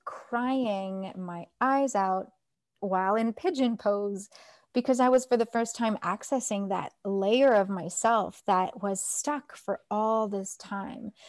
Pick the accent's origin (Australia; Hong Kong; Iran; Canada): Canada; Toronto, Ontario; moved away; also born or lived in Nepal; I was born in Toronto, Canada.